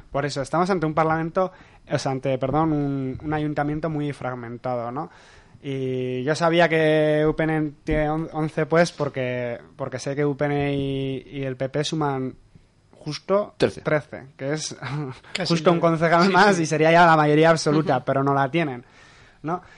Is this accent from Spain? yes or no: yes; Cizur, Navarre, Spain; yo soy de Cizur